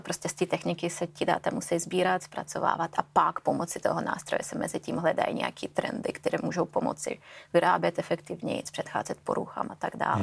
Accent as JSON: {"language": "Czech", "country": "Russia", "also_born_or_lived": "Finland / Sweden / Belgium", "moved": "yes", "lives_now": "Czech Republic", "said": "Já pocházím z Ruska"}